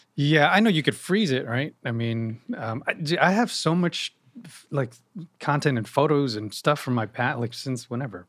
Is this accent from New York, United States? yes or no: yes; Yonkers, New York, United States; moved away as an adult; now in New Jersey, United States; I was born and raised in Yonkers